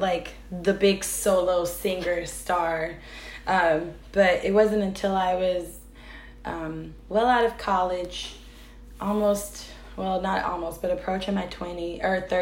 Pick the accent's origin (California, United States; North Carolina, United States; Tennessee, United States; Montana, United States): North Carolina, United States; moved away as an adult; now in Chicago, United States; I am originally from North Carolina